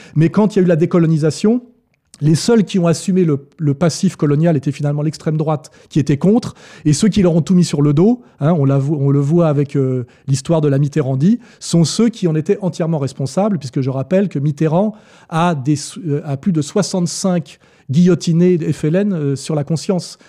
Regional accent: France; also born or lived in Annemasse; Je suis arrivé en tant que Français

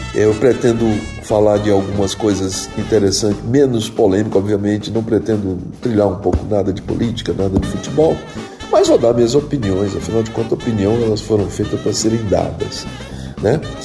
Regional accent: Choró, Ceará, Brazil; Eu nasci no Choró Limão, no Ceará, em 1953

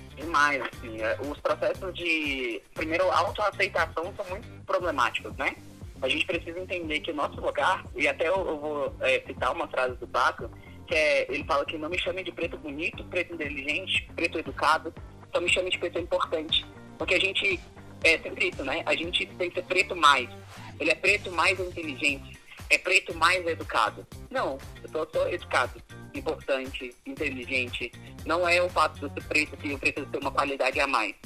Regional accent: Formosa, Goiás, Brazil; also born or lived in Brasília / São Paulo; now in Formosa, Brazil; vim abrir um restaurante na cidade de eu nasci, é em Formosa

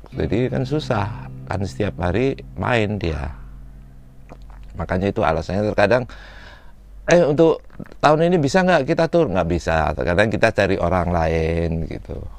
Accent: Malang, East Java, Indonesia; moved away; saya dari Malang

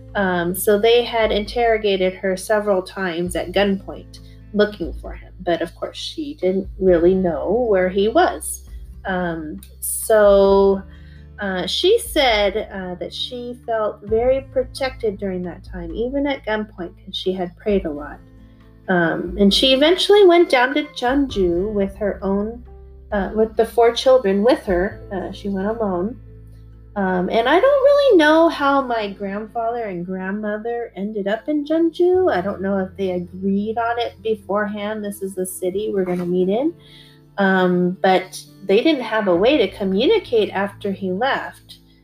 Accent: Germany; I was born in West Germany, but I am of Korean nationality

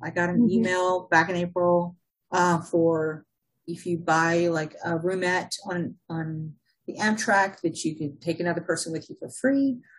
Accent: Oakland, California, United States; born there; Yeah, so I was born in Oakland, right?

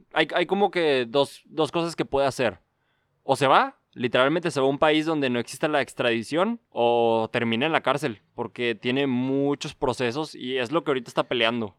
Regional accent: Mexico; siendo mexicano

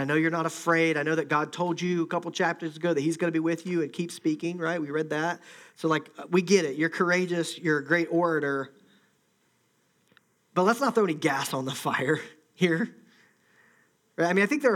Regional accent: Ohio, United States; I'm from Ohio

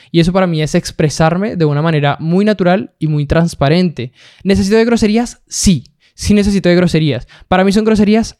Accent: Bogotá, Colombia; now in Santiago, Chile; nací en Colombia, nací en Bogotá, Colombia.

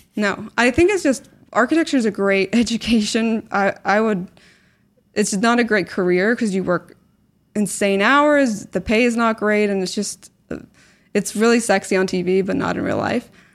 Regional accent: Belfast, Northern Ireland, United Kingdom; moved away as an adult; also born or lived in Canada / Newcastle / Scotland / New York; I was born in Canada, grew up in Belfast, went to university in Newcastle and, and then my postgrad in Scotland

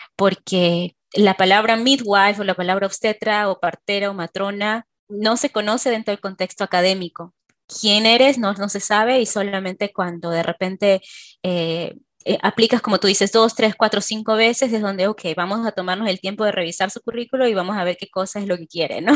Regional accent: Peru; moved away; como obstetra peruana. Yo he trabajado en Perú hace muchos años

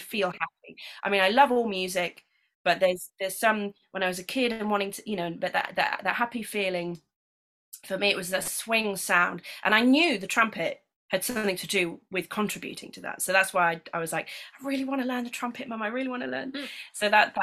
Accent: Lincolnshire, East Midlands, United Kingdom; when I was growing up in Lincolnshire

